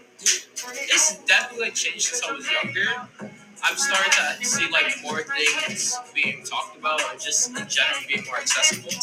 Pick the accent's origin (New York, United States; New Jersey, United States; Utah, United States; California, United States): New York, United States; New York City; I live in Lafayette Gardens